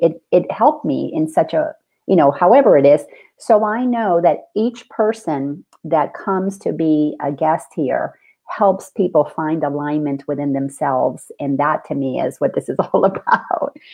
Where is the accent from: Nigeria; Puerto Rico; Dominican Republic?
Dominican Republic; I grew up in the Dominican Republic.